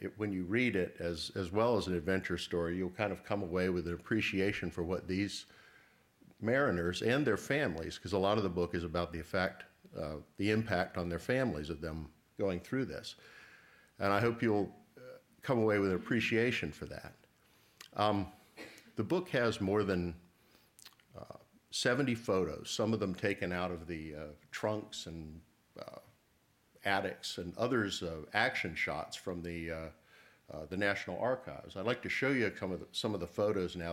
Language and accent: English; Virginia Beach, Virginia, United States; my hometown of Virginia Beach